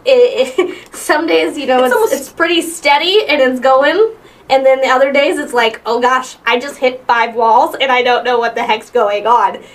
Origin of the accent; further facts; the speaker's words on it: Midwest, United States; now in Omaha, United States; I'm from the Midwest, so um, and like the deep Midwest